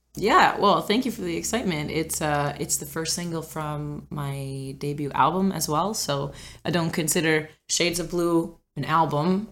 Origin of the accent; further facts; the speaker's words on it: Cape Breton Island, Nova Scotia, Canada; moved away; also born or lived in Ontario; I was born and raised on Cape Breton Island